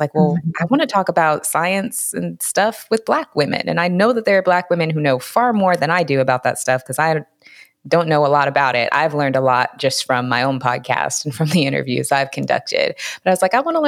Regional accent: Seattle, Washington, United States; moved away as an adult; now in California, United States; I'm originally from Seattle, Washington. That's where I was raised.

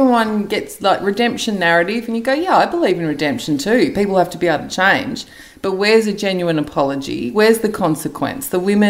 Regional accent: Australia; from an Australian point of view

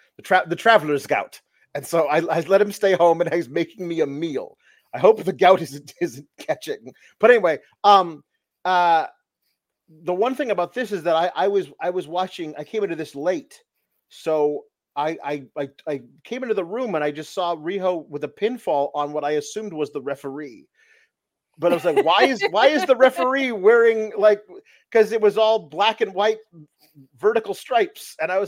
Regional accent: Winnipeg, Manitoba, Canada; And also, we're both from Winnipeg, where the Jets play.

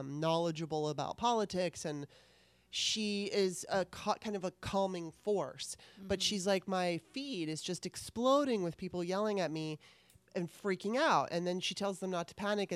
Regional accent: Southern California, United States; I grew up in Southern California

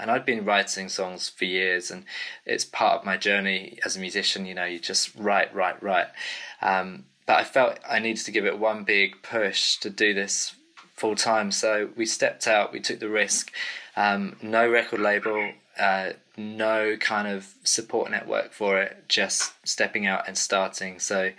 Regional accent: England, United Kingdom; accent: English; now in Cambridge, United Kingdom; So as you can tell, I'm from the UK. My English accent kind of gives me away, doesn't it?

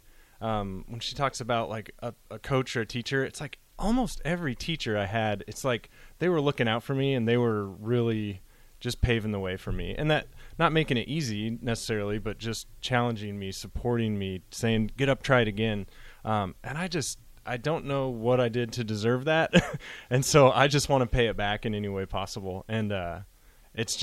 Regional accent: Cairo, Nebraska, United States; I'm from Caro, Nebraska, by Grand Island

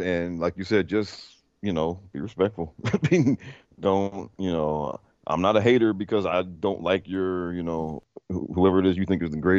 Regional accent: Prince George's County, Maryland, United States; I grew up in Maryland in PG County

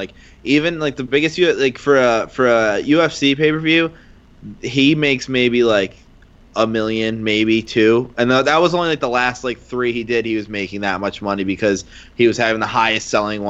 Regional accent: Ireland; being Irish

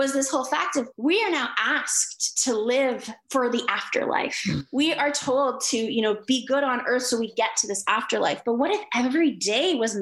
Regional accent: Canada; I'm Canadian

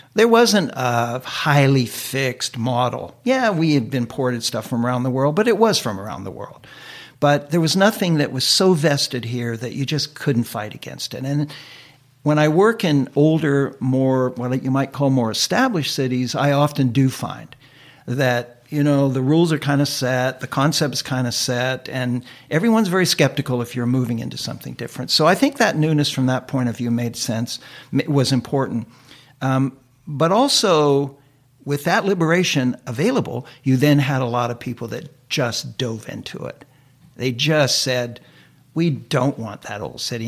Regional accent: United States; moved away as an adult; now in Vancouver, Canada; I was an immigrant from the United States

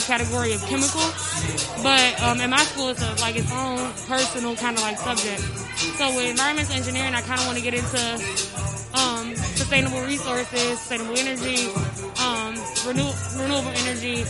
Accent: Chicago, Illinois, United States; moved away as an adult; now in Arizona, United States; I'm originally from Chicago. I live on the West Coast in Arizona

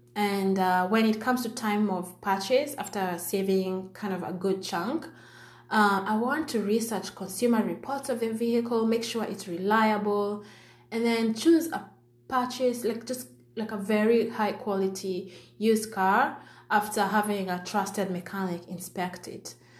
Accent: Kenya; I'm from Kenya

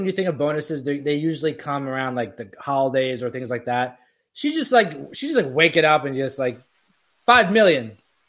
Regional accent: Florida, United States; now in New York, United States; A bunch of my friends from my hometown in Florida are promoting that someone from our town is on Big Brother.

